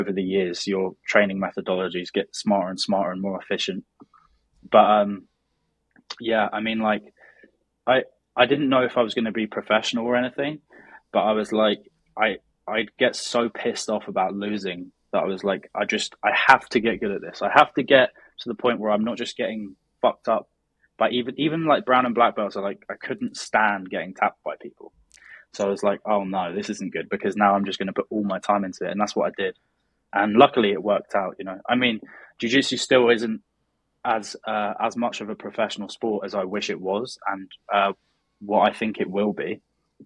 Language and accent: English; Brighton, South East England, United Kingdom; I'm from Brighton in the south of England, which is basically 1 hour south of London.